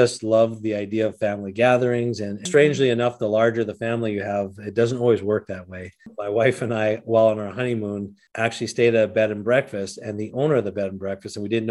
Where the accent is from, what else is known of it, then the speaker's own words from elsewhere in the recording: Canada; moved away as an adult; now in Minnesota, United States; I was born in Canada, grew up there, moved to the United States in my 20s